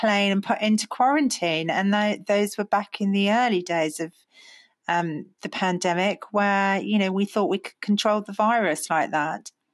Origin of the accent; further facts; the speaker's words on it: United Kingdom; as British people